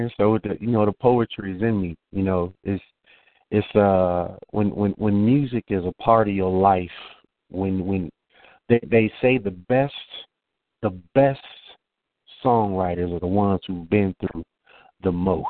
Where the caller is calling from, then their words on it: Marietta, Georgia, United States; I'm calling from Marietta, Georgia.